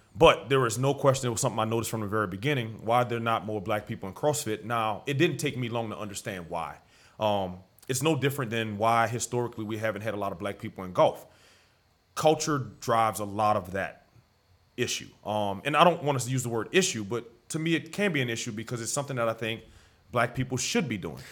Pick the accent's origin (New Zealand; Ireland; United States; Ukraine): United States; New Orleans, Louisiana; also born or lived in Algiers, New Orleans; In the Seven Walk, right, uh, right near City Park. Uh, so, the Seven Walk, for those that don't know, the fairgrounds area, City Park, L S U Dental School, that was my neighborhood, my stomping ground. So, New Orleans has been home